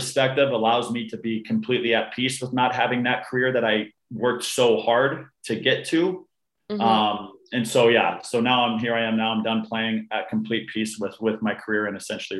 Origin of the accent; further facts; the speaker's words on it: Canada; also born or lived in Arizona, United States; I was born in a small town in Arizona, and we immediately shot up to Canada, where my younger sister was born. My mom is full Canadian.